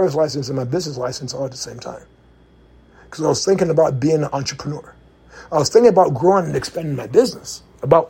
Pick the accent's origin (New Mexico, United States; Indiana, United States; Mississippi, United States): Indiana, United States; moved away; I'm from Indiana